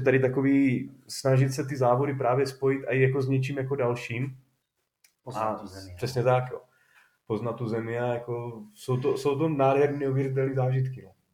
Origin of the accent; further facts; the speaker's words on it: Czechia; jsme Češi